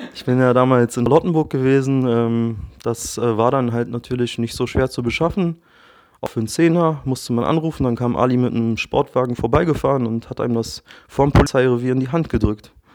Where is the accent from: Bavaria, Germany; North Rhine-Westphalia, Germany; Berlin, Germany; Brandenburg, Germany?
Berlin, Germany; 34, geboren und aufgewachsen in Berlin.